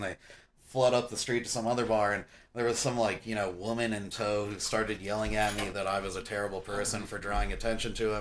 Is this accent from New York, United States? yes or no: no; Santa Fe, New Mexico, United States; I grew up in a city that is basically an open door